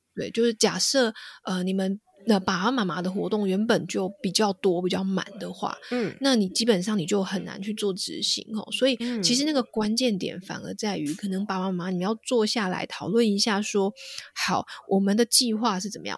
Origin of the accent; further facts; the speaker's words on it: Taiwan; moved away as an adult; now in United Kingdom; 我自己住在英国，然后我，我在台湾长大嘛，所以我对台湾很嗯了解。那其实嗯。我们台湾的夜生活非常地丰富